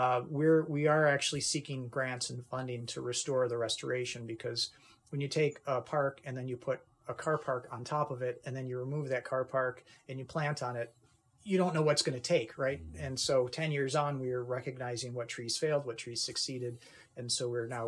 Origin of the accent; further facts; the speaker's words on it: Kenmore, New York, United States; also born or lived in Buffalo, New York; I grew up in Kenmore